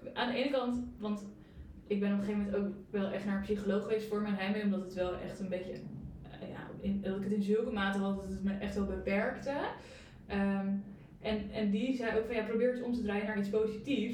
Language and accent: Dutch; Breukelen, Utrecht, Netherlands; moved away as an adult; also born or lived in The Hague; ik kom uit Breukelen